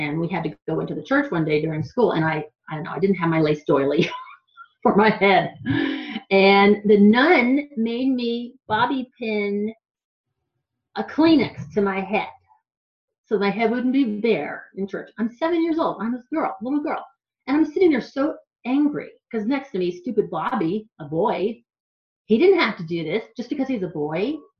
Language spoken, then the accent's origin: English; New Hampshire, United States; When people would find out I was from the East Coast or New Hampshire, they would say, why don't you talk like that? You talk like you're from here.